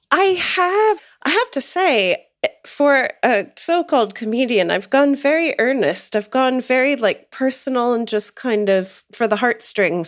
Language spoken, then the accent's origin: English; outside of Pittsburgh, rural Western Pennsylvania, United States; moved away; I grew up in rural Western Pennsylvania, which probably doesn't mean much to any of the listeners, but I grew up outside of Pittsburgh.